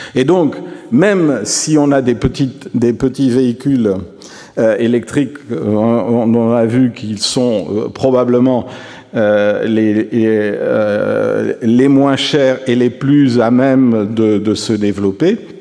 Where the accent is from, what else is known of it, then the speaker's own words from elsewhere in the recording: Toulouse, Occitania, France; je suis Toulousain